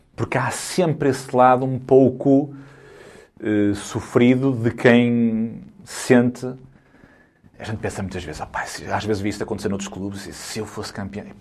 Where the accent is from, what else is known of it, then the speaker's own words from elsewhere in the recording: Guimarães, Norte, Portugal; Foi onde eu nasci